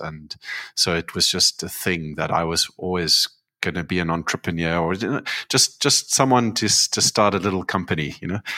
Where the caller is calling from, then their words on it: Cape Town, Western Cape, South Africa; I'm calling in from Cape Town